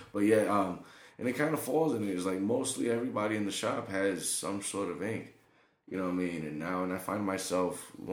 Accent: Fall River, Massachusetts, United States; I was born in Fall River, Mass., which is not too far out of Boston.

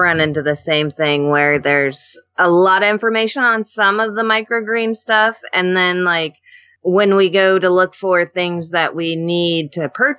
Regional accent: Alaska, United States; I was born and raised in Alaska. This is all I know.

